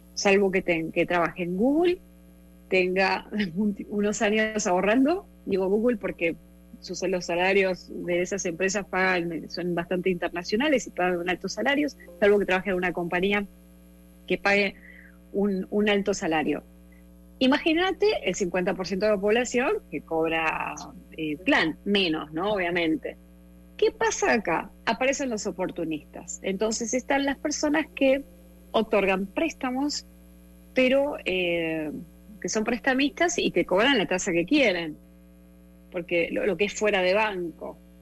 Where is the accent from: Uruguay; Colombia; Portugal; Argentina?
Argentina; born or raised there